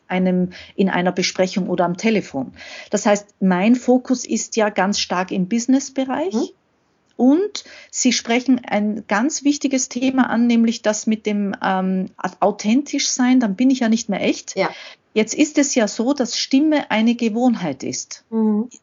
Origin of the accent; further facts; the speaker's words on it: Austria; komme ich aus Österreich